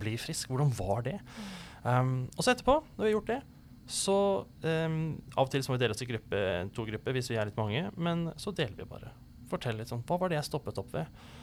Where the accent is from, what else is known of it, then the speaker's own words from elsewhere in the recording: Oslo, Norway; also born or lived in Grimstad; now in Kristiansand, Norway; jeg er um, opprinnelig fra Oslo, og så har jeg blitt en litt sånn adoptiv eh, sørlending. Bodd lenge her i Kristiansand og i, i Grimstad